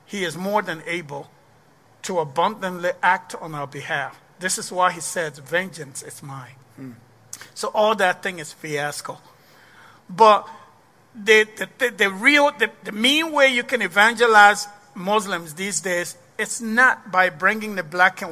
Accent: Liberia; also born or lived in Ghana / Ivory Coast; now in Waterloo, United States; So the war started, and then I left Liberia in the 90s

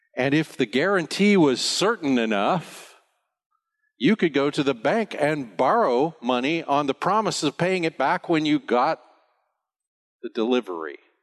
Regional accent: United States; now in Bonaire; I'm an American

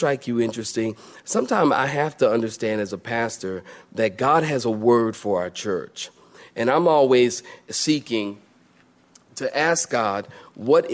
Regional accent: Philadelphia, Pennsylvania, United States; I grew up in that world. I'm from Philadelphia

